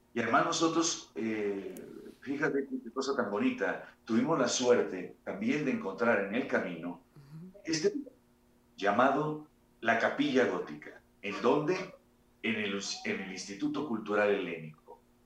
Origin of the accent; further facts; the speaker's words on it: Mexico; nosotros, como, mexicanos